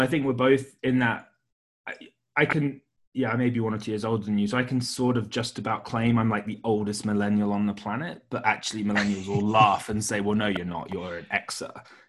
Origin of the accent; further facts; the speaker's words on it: United Kingdom; now in Hong Kong; I'm British